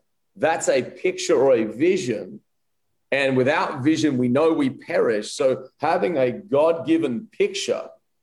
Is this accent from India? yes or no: no; Wollongong, New South Wales, Australia; also born or lived in Adelaide, Australia; now in Rutherford, United States; I'm actually born in Adelaide, Australia, and then grew up a lot of my life in Wollongong, Australia, now south of Sydney.